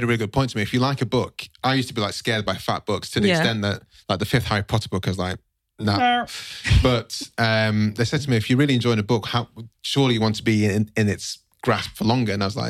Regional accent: Nigeria; I'm Nigerian.

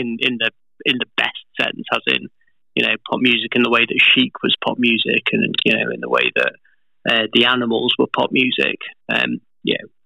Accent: United Kingdom; being British

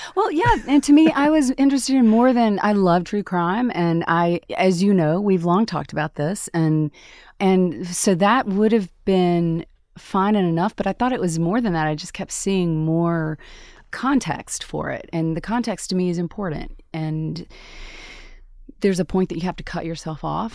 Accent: Tupelo, Mississippi, United States; moved away as an adult; also born or lived in Atlanta; my hometown of Tupelo, Mississippi

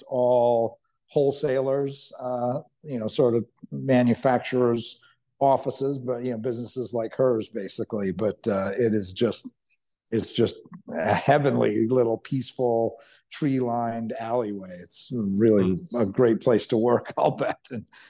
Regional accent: New York, United States; from New York

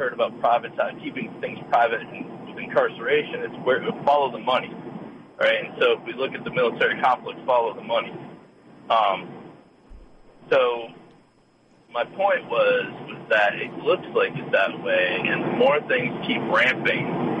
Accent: Northeast Ohio, United States; moved away; I'm from Ohio. I'm from Northeast Ohio originally

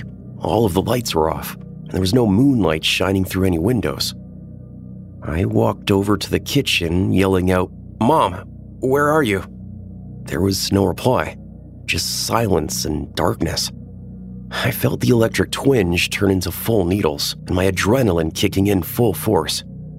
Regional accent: Iowa, United States; I'm from Iowa, and the winters here get cold at night.

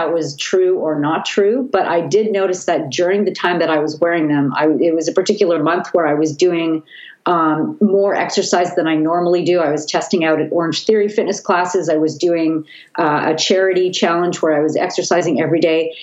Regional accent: Vancouver, British Columbia, Canada; I'm from Vancouver

